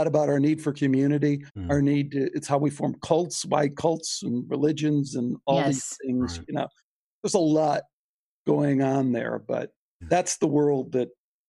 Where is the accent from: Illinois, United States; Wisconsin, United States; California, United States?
Illinois, United States; La Grange; Growing up in Chicago, we were Greek